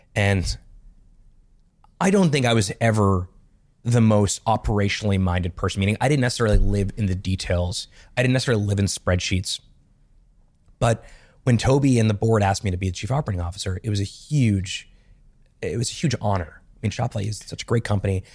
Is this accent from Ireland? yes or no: no; Montreal, Quebec, Canada; I grew up in Montreal